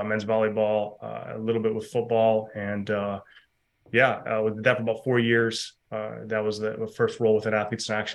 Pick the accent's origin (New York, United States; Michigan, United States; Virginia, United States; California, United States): Michigan, United States; Mount Pleasant; moved away as an adult; also born or lived in Ohio; now in North Carolina, United States; So I grew up in Michigan, a farming community that also had a university. Central Michigan University was the school there